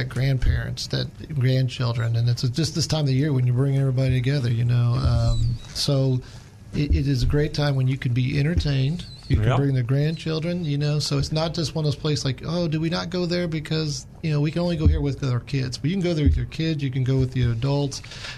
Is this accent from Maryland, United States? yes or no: yes; Baltimore, Maryland, United States; I come from Baltimore. We, you know, we don't have one there.